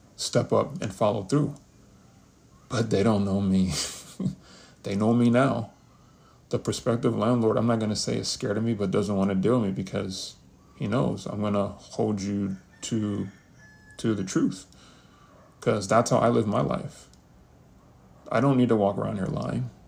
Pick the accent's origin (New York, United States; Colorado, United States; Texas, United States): New York, United States; New York City; also born or lived in Kansas; I was born in Kansas. I was raised in the Bronx. New York, New York, that is 10455 to be exact, 212